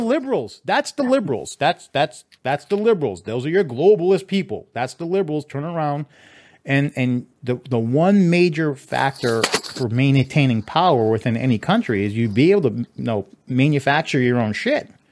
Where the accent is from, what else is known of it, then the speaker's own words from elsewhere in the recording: Massachusetts, United States; now in Texas, United States; I am from Massachusetts, which is a very liberal state